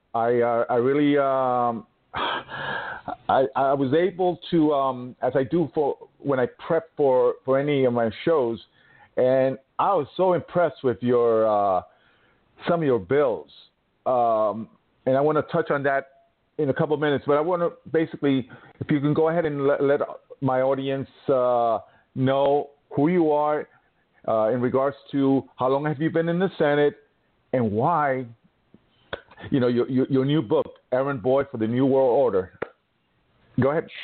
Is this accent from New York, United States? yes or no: yes; New York, United States; my home state